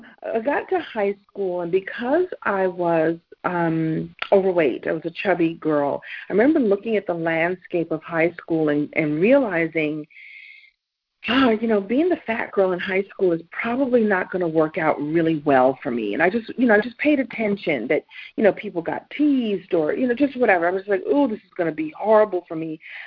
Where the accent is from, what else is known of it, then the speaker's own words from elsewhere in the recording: Brooklyn, New York, United States; So long story short, I'm originally from Brooklyn, New York, although I don't sound like I don't talk like I'm from New York, but I'm from New York.